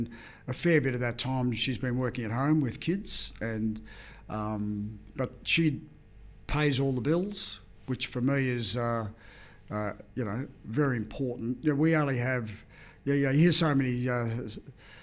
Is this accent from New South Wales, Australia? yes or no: no; Leongatha, Victoria, Australia; there was a really strong bike riding club in my hometown of Langatha